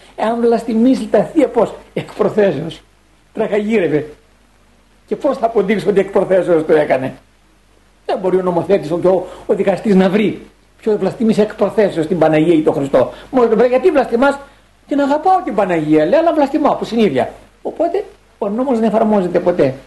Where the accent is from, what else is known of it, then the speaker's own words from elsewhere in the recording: Greece; έχουμε σαν Έλληνες